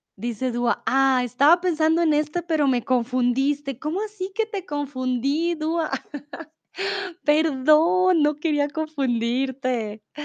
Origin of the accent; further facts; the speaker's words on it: Bogotá, Colombia; Soy de Colombia, de Bogotá